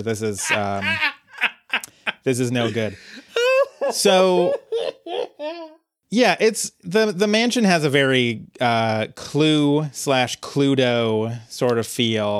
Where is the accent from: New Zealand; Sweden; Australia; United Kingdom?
United Kingdom; this Latin verb that I definitely know because I'm British.